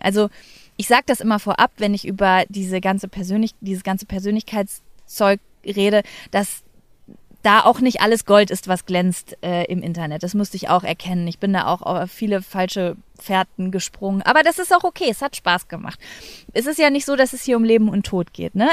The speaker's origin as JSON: {"language": "German", "area": "Lübbecke", "region": "North Rhine-Westphalia", "country": "Germany", "tie": "born or raised there", "also_born_or_lived": "Cologne", "moved": "as an adult", "said": "meine Heimatstadt Lübbe"}